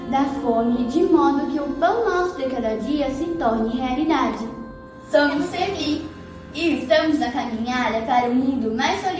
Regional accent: São Leopoldo, Rio Grande do Sul, Brazil; A gente é aqui de São Leopoldo, Rio Grande do Sul.

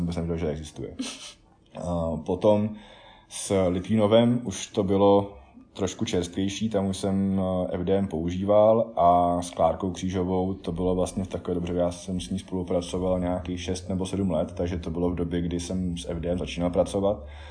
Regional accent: South Bohemian Region, Czechia; z dětství v Jižních Čechách

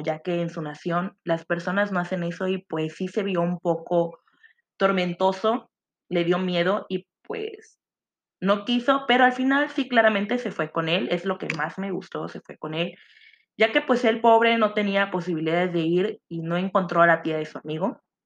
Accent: Mexico; nosotros los mexicanos

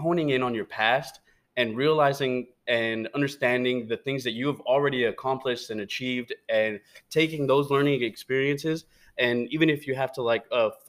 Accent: United States; I'm American. I don't know how to speak Spanish

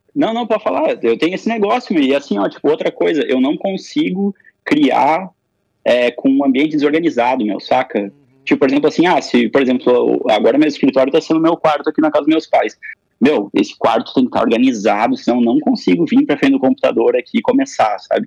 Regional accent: Passo Fundo, Rio Grande do Sul, Brazil; eu sou nascido aqui em Passo Fundo, né? Tô aqui, inclusive, agora, na, nesse período da quarentena, na casa dos meus pais

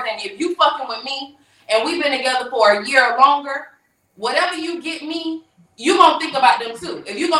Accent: Fort Lauderdale, Florida, United States; I'm from Fort Lauderdale.

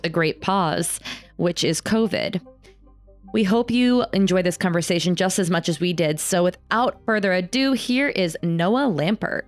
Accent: Ulster County, upstate New York, United States; I grew up in Ulster County

